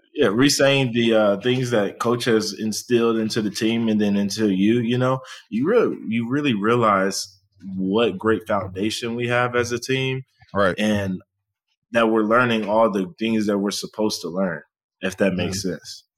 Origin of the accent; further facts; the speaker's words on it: Texas, United States; I also growing up, I like Texas, and I think most people growing up in Texas with like Texas